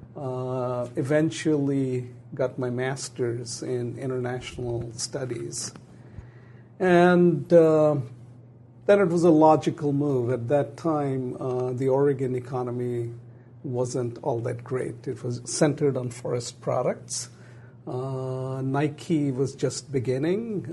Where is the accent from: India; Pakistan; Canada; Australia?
Pakistan; also born or lived in Bangladesh / England; now in United States; I was born in Pakistan.